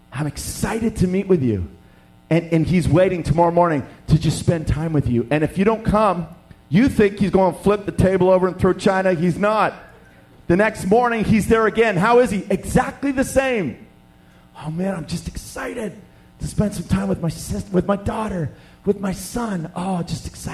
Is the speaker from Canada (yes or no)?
yes; Canada; also born or lived in Western Canada; we're from Canada